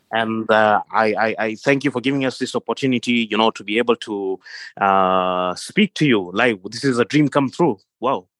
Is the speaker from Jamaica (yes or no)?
no; Kenya; now in Jordan; I am from Kenya originally in East Africa